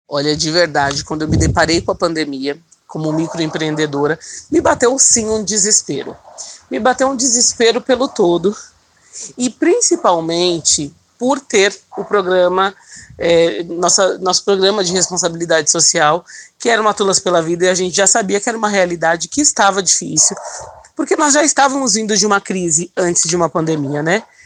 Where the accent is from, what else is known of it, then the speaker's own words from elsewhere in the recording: São Paulo, Brazil; Eu sou nascida e criada no Capão Redondo, extremo sul aqui da capital de São Paulo